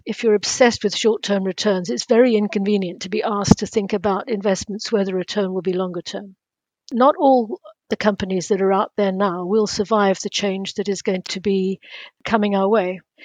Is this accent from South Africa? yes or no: yes; South Africa; moved away; also born or lived in Cambridge; my days growing up in South Africa